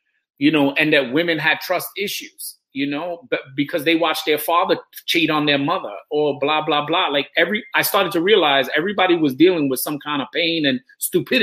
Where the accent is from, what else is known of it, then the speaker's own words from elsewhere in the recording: New York City, New York, United States; I'm from New York City